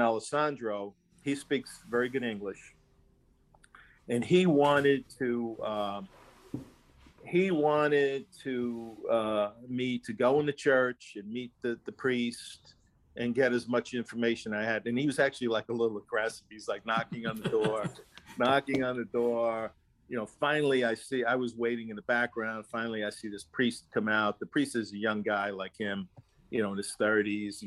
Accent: New Jersey, United States; the only family that I know that I ever knew growing up in New Jersey were Italian people

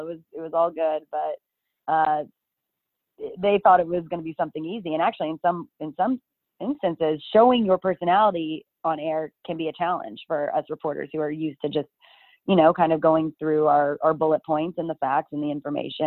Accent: Dallas, Texas, United States; also born or lived in Austin, Texas / Midland/Odessa, Texas; I grew up in the Dallas area

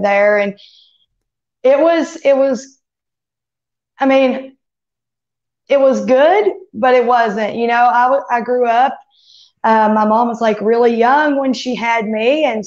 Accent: Sneedville, Tennessee, United States; also born or lived in Kingsport, Tennessee; now in Newport, United States; I was born in Kingsport, but I was raised in a teeny weeny town, in Tennessee. It's called Sneedville

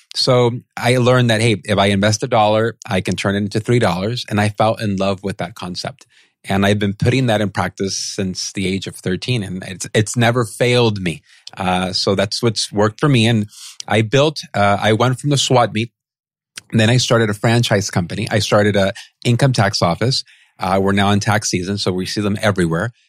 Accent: San Pedro, California, United States; I grew up in San Pedro, California

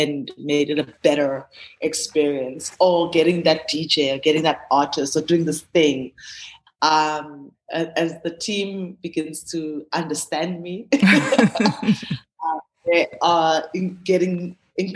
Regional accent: Gqeberha, Eastern Cape, South Africa; moved away; also born or lived in Mthatha, Transkei / Johannesburg; I grew up in the Eastern Cape, Ebai, which is now known as Gqeberha.

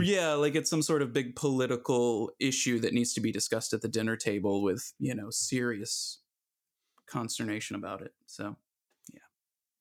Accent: Atlanta, Georgia, United States; I grew up in Atlanta

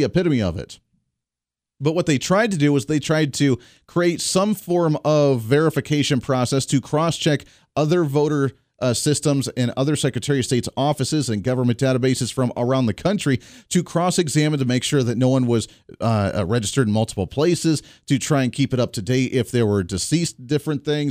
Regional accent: Kansas, United States; from my home state right here in the state of Kansas, where we're based out of for our flagship

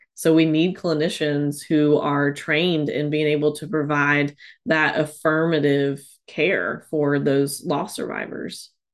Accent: North Carolina, United States; also born or lived in Tennessee; came back to North Carolina and back to my hometown

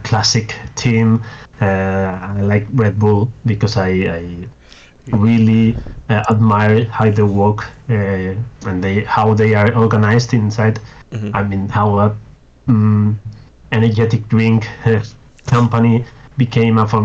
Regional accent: Spain; my home Grand Prix, which is the Spanish Grand Prix.

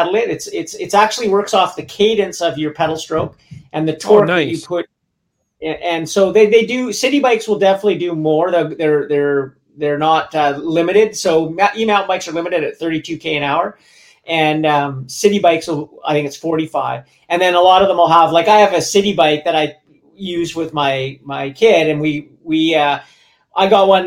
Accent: Vancouver, British Columbia, Canada; also born or lived in Squamish / Whistler; where I grew up in Vancouver and Squamish

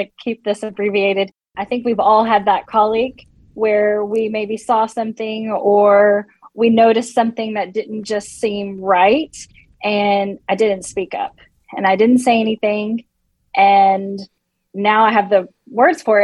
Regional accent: Nashville, Tennessee, United States; I am originally from Nashville, Tennessee

